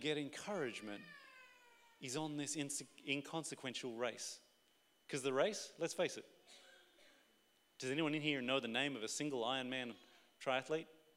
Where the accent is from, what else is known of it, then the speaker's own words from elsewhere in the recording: Australia; we're Australian